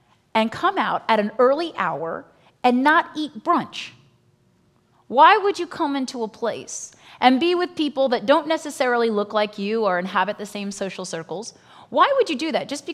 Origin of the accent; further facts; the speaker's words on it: Virginia, United States; I grew up in Virginia